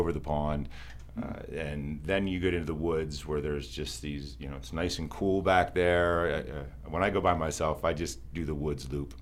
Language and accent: English; Pennsylvania, United States; moved away as an adult; also born or lived in Maryland; I moved back from Maryland, I grew up around here, but I moved back 7 years ago